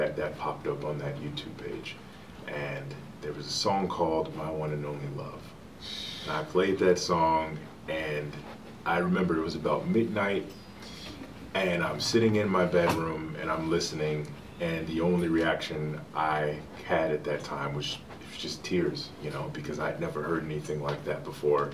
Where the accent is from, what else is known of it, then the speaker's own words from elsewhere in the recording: Chicago, Illinois, United States; I'm from Chicago